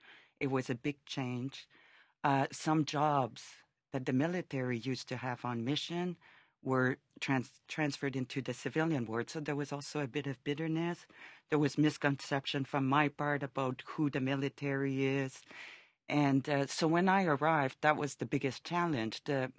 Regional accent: Canada; And being Canadian, I never understood how people could go those extremes.

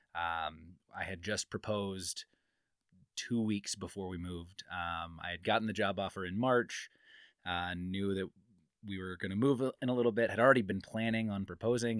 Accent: Midwest, United States; moved away as an adult; now in Reno, United States; I'm from the Midwest, but we moved here not too long ago

